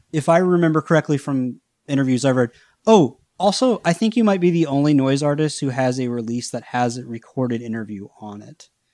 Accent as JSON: {"language": "English", "region": "the South", "country": "United States", "tie": "born or raised there", "said": "I grew up in the South"}